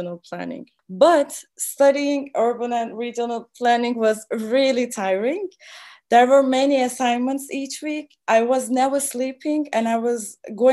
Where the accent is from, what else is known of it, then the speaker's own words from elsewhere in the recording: Istanbul, Turkey; moved away as an adult; also born or lived in Stockholm, Sweden; now in Germany; Istanbul, my hometown